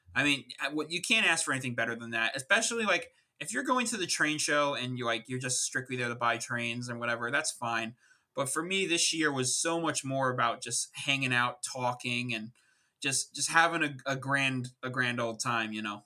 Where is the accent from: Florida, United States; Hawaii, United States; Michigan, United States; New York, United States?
New York, United States; Long Island; an East Coaster, uh, born and raised in Long Island, New York